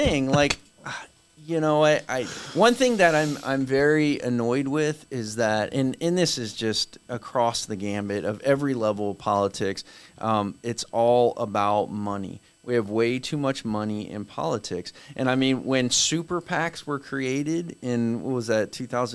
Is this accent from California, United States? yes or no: no; Orlando, Florida, United States; I grew up around here. Like, I can tell you when growing up in Orlando